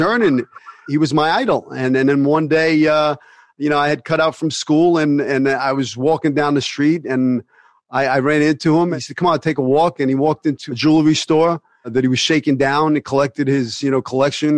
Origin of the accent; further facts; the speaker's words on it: New York City, New York, United States; also born or lived in Bensonhurst, Brooklyn; I grew up in Sunset Park, but then my mother moved to uh, 75th and 18th Avenue